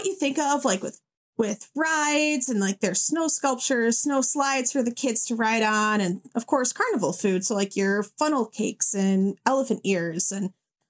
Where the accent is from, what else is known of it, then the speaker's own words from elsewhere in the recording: Houghton Lake, Michigan, United States; moved away as an adult; also born or lived in China; I'm originally from a little town in Michigan called Houghton Lake.